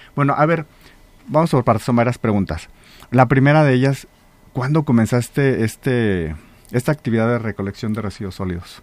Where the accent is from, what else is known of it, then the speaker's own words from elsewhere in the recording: Salamanca, Guanajuato, Mexico; las que sí somos de Salamanca